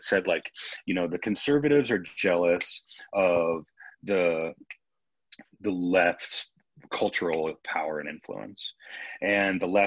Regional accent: Western Colorado, United States; moved away; also born or lived in East Coast; when I was growing up in Western Colorado

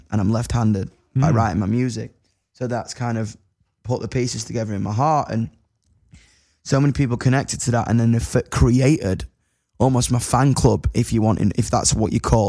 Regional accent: United Kingdom; I know I'm British

